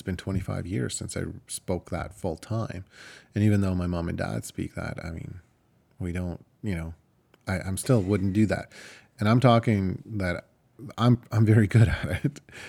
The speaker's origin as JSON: {"language": "English", "country": "Ukraine", "first_language": "Ukrainian", "second_language": "English", "lives_now": "Canada", "said": "My first language is Ukrainian. My second language is Russian. And, you know, there's even another couple of languages that can sneak in between before I learned how to speak English. And I mean, I can't really use it as an excuse anymore. I've been in Canada for 25 years"}